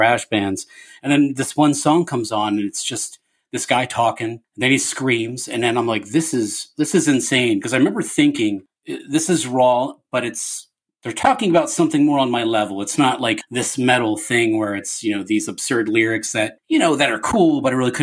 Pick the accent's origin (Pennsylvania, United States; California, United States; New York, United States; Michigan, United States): Pennsylvania, United States; Levittown; I was born in Levittown, and I know you guys are familiar with the area. I went to Bristol Township School District.